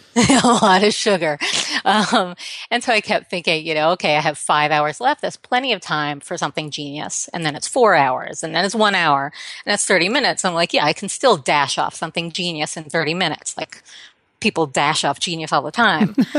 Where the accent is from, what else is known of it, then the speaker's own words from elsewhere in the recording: New York, United States; not only did I grow up here, but I grew up here during the seventies